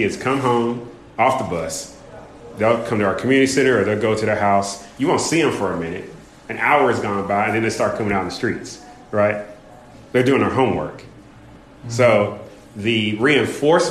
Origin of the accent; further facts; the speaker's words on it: California, United States; moved away as an adult; also born or lived in Kentucky, Louisville area; So I grew up in Kentucky, then moved to California, grew up there